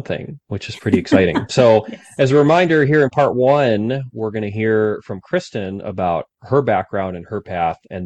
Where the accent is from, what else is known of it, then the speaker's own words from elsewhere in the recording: Cleveland, Ohio, United States; I grew up in Cleveland